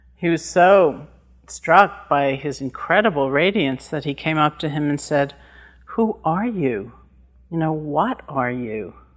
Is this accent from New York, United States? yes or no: yes; New York, United States; I'm from New York